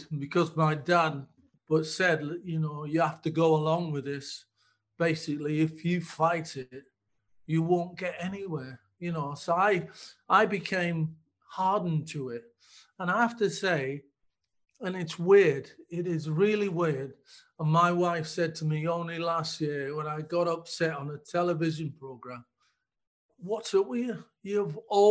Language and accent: English; Middlesbrough, North East England, United Kingdom; we grew up in Park End, an estate in Middlesbrough